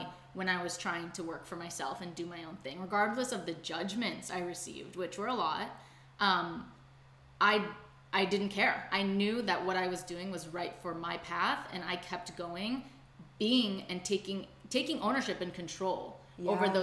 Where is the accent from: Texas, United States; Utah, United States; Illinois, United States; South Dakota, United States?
Illinois, United States; Chicago; moved away as an adult; now in Los Angeles, United States; I'm originally from Chicago, but now I live in Los Angeles, approaching my 1 year anniversary here